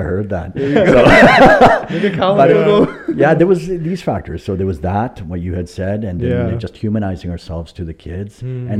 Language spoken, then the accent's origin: English; Ladner, British Columbia, Canada; In Lander.